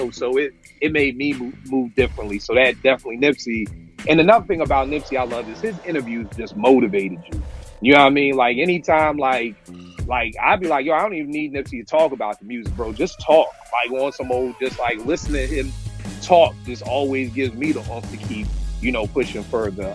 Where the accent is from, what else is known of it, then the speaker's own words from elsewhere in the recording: Philadelphia, Pennsylvania, United States; now in Washington, D.C., United States; I'm from Philly. Like, I'm not from here. I'm still an outsider